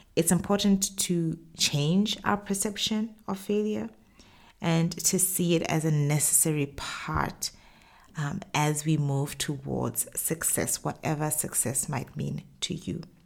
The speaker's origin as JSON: {"language": "English", "country": "Botswana", "also_born_or_lived": "Middle East", "moved": "as an adult", "said": "my home country, Botswana"}